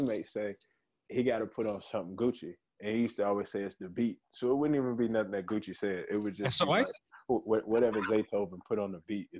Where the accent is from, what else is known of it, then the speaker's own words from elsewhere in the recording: Charlotte, North Carolina, United States; I'm from the Queen City, from Charlotte. Grew up in Hidden Valley, you know, right in between Tryon and Sugar Creek. And so home will always be the city.